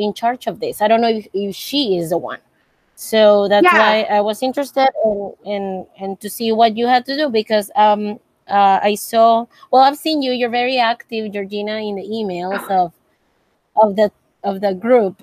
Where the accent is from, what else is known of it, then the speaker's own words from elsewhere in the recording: Monterrey, Nuevo León, Mexico; I'm from Mexico, Monterrey.